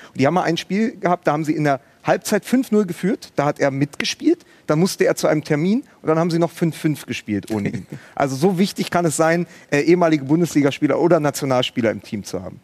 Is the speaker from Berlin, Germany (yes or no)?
yes; Berlin, Germany; Ich bin ja gebürtiger Berliner.